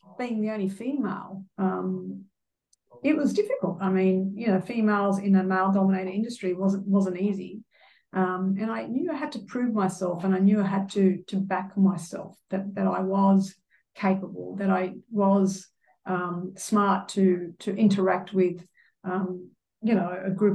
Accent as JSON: {"language": "English", "town": "Sydney", "region": "New South Wales", "country": "Australia", "tie": "born or raised there", "said": "born and bred in Sydney"}